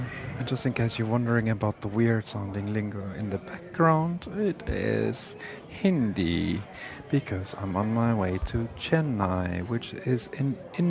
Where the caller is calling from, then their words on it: Frankfurt, Hesse, Germany; So I'm calling you from Frankfurt International Airport because it seems this is the only time I really get to call you guys.